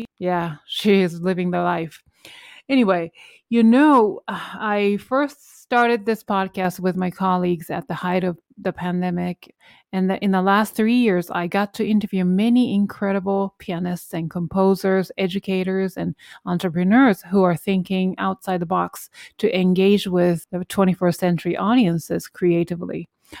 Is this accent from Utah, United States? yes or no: no; New York City, New York, United States; I think obviously you're both pianists and we're both from New York City.